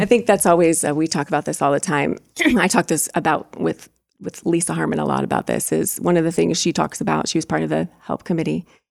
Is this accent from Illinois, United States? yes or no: no; Fulton County, Indiana, United States; also born or lived in Kosciusko County, Indiana; I'm from Fulton County